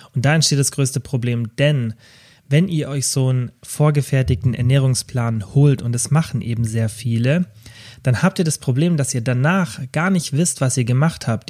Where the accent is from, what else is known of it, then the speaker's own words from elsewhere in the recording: Kempten, Bavaria, Germany; in meiner Heimatstadt Kempten